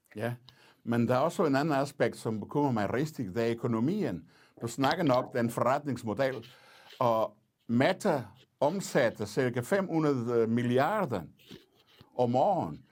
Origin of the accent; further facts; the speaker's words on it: Portugal; Danish is a second language; moved away as an adult; now in Denmark; jeg kommer fra Portugal, øh, jeg oplevede diktatur som ung